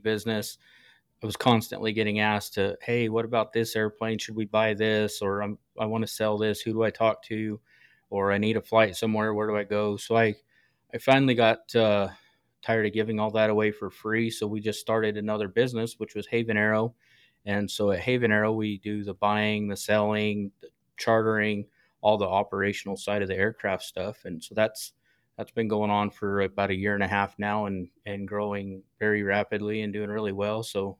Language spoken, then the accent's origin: English; Nevada, United States; also born or lived in New Mexico, United States; So I was born in New Mexico, and then my dad and my grandpa got jobs at the gold mines up in northern Nevada.